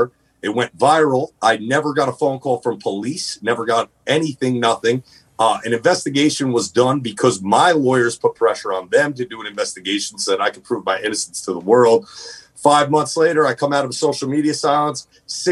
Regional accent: New Jersey, United States; I come from Jersey

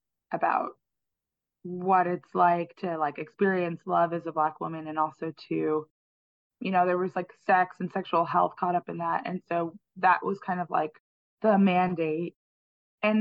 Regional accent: Turks & Caicos Islands; moved away as an adult; also born or lived in New York City, United States; now in New Orleans, United States; I'm from the Turks and Caicos Islands, and my mother is Jamaican, and her mother moved to Turks and Caicos when I was a baby, and she opened a school, and the first setting for the school was my parents' garage. And so I grew up

